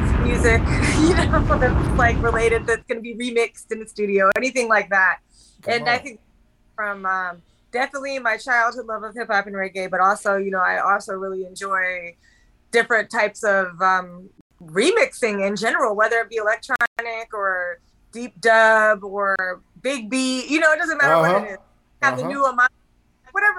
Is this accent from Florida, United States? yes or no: yes; Tampa, Florida, United States; moved away; also born or lived in Atlanta; I grew up in Tampa